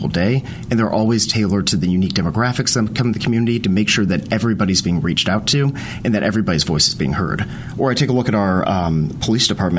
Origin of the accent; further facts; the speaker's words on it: Charlotte, North Carolina, United States; moved away as an adult; also born or lived in Louisiana; now in Zebulon, United States; I'm originally from Charlotte and went to Charlotte Catholic High School